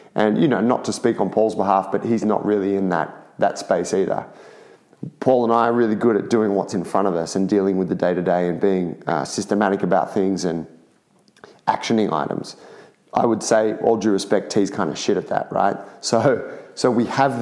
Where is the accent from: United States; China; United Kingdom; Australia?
Australia; Sydney, New South Wales; we're all from Sydney